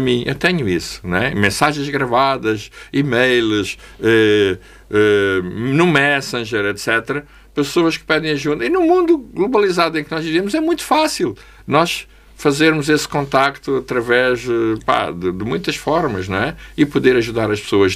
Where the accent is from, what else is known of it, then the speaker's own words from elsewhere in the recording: Angola; eu sou angolano